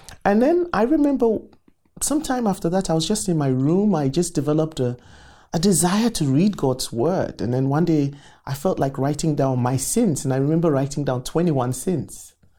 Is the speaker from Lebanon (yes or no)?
no; Accra, Greater Accra, Ghana; moved away as an adult; I was born in Accra, Ghana, West Africa.